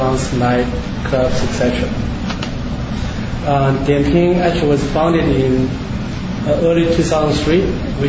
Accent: Shanghai, China; English is a second language; moved away as an adult; also born or lived in United States / Indiana; I grew up in Shanghai

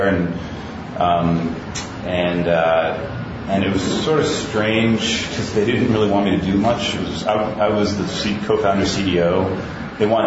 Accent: Ohio, United States; moved away as an adult; now in New York City, United States; I grew up in Ohio, and I moved to New York to go to college, and I've been in New York for about 15 years now

